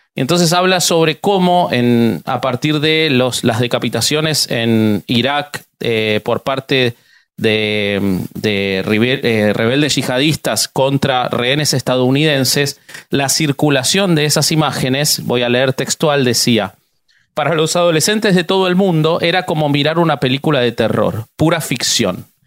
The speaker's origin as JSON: {"language": "Spanish", "country": "Argentina", "said": "soy argentino"}